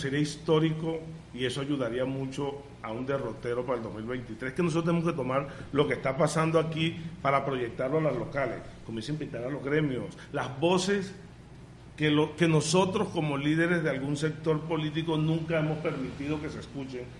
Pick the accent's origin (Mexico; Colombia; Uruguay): Colombia; Villanueva; yo creo en Villanueva, yo como amo tanto a mi pueblo